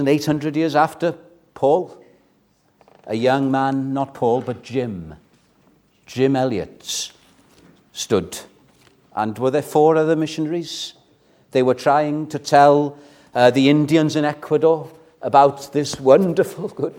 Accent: Welsh, Wales, United Kingdom; I'm Welsh

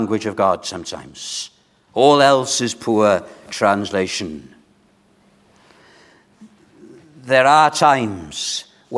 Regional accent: Wales, United Kingdom; We as Welsh people

